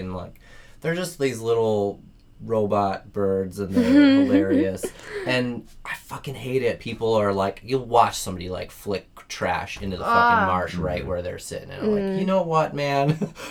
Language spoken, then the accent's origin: English; England, United Kingdom; Because I'm English. I burn terribly like a lobster.